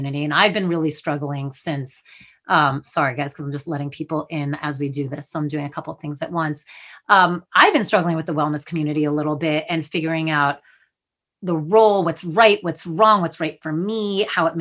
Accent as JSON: {"language": "English", "region": "New Jersey", "country": "United States", "said": "I'm from Jersey."}